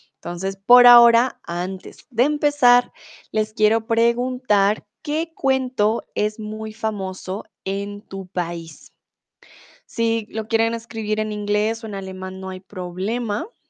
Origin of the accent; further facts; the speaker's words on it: Colombia; now in Germany; tutora de español aquí en Chatterbox hace cuatro años y soy de Colombia